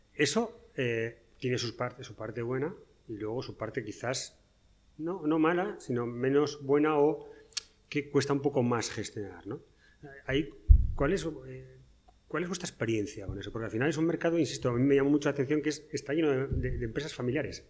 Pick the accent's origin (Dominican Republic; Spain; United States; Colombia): Spain; northern Spain; yo soy del norte de España